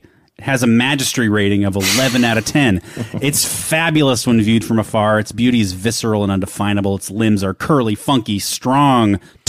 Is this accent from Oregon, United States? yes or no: yes; Oregon, United States; I'm from Oregon. It's the place I call home.